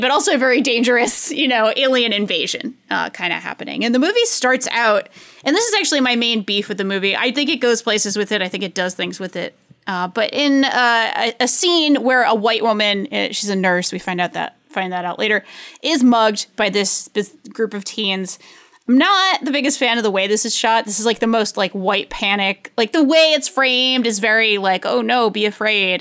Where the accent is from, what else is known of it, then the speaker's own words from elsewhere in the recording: United States; being American